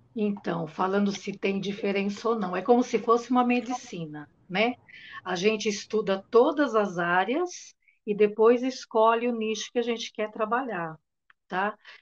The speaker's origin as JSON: {"language": "Portuguese", "region": "São Paulo", "country": "Brazil", "said": "eu sou de São Paulo, capital"}